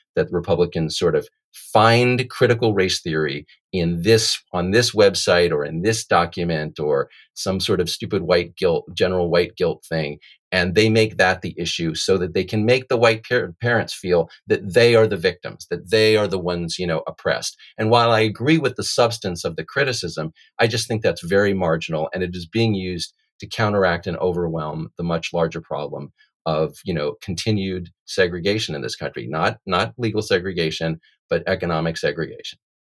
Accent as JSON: {"language": "English", "country": "United States", "tie": "born or raised there", "said": "I was born in the United States"}